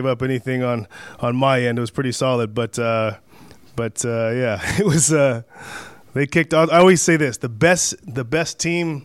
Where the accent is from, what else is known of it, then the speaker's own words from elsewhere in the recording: Canada; I'm a Canadian